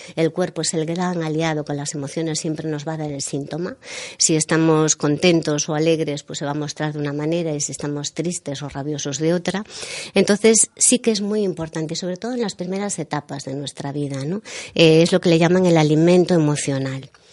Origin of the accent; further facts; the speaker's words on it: Galicia, Spain; nosotros también somos gallegos